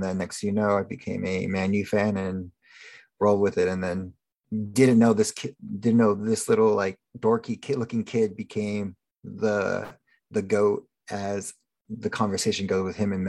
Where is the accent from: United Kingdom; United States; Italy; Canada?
United States; Thousand Oaks, California; Growing up in Thousand Oaks, I was pretty much of a very white suburban community, so basketball and baseball were dominant.